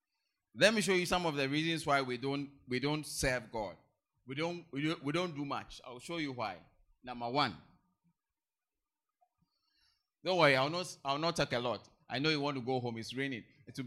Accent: South India, India; Me, I'm from the South. I'm from South India. I can't go to North India.

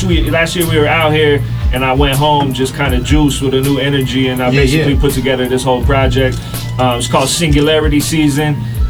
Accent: San Diego, California, United States; also born or lived in Tijuana, Mexico; I'm from South San Diego.

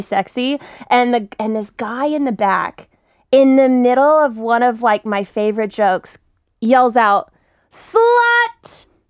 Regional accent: Texas, United States; now in Los Angeles, United States; I'm from Texas. I moved to L

